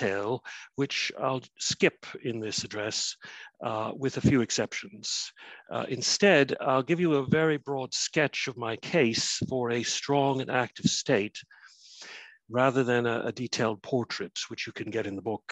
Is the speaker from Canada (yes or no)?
yes; Canada; now in Cardiff, United Kingdom; You'll be able to tell from my funny accent that I'm neither Welsh nor even British. I come from Canada originally